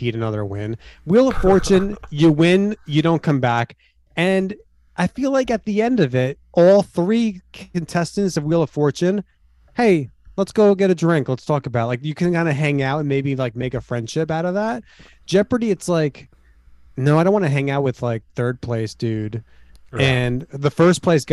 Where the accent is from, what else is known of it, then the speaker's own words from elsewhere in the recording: Seattle, Washington, United States; I'm from Seattle, Washington